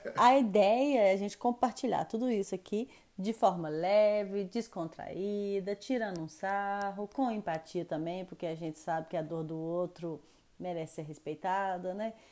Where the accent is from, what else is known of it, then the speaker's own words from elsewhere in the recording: Belo Horizonte, Minas Gerais, Brazil; moved away as an adult; now in France; Eu sou de Belo Horizonte, eu sou mineira.